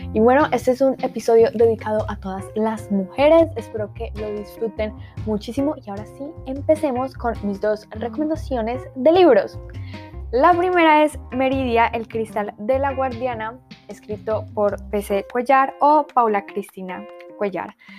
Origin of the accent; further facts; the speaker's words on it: Colombia; yo soy colombiana, de lo cual me siento muy orgullosa